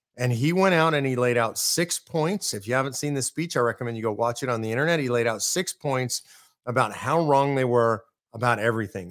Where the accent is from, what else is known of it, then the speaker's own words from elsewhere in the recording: California, United States; moved away as an adult; now in Texas, United States; I'm a Californian, and I had to adapt when I moved here five years ago